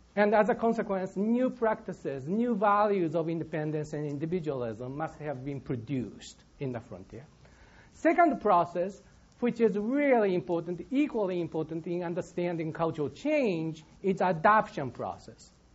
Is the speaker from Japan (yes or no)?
yes; Japan; now in Michigan, United States; I'm from Japan.